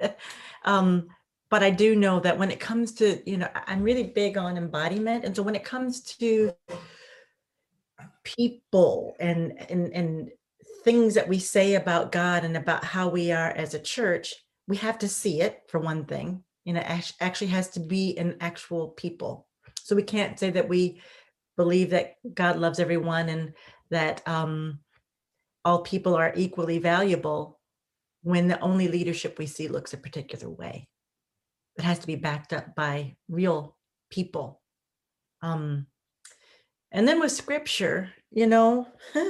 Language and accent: English; Midwest, United States; I'm from the Midwest and in the United States.